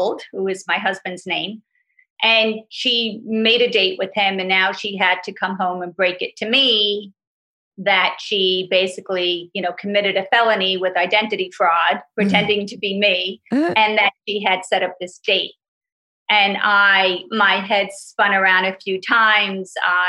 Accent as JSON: {"language": "English", "region": "New York", "country": "United States", "tie": "born or raised there", "said": "I'm from New York, born and raised"}